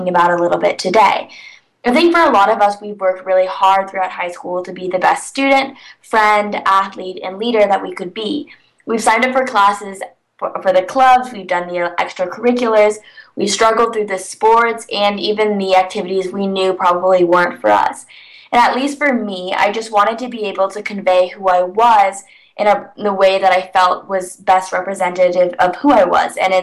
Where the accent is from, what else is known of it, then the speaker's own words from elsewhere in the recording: California, United States; I'm from California, so I've never spent an extended period of time in a cold place